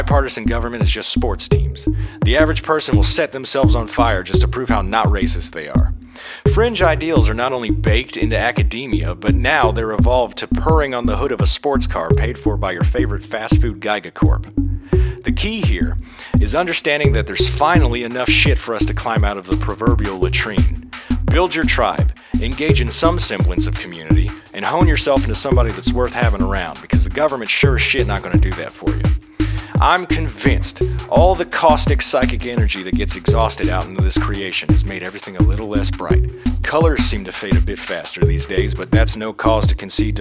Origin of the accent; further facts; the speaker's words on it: Columbus, Ohio, United States; My whole life, I've lived all around southern and central Ohio, but I was born and raised in Columbus, which happens to be the state's capital